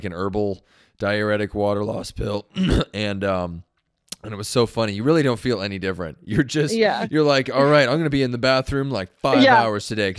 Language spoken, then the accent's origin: English; Long Beach, California, United States; I'm from Long Beach originally.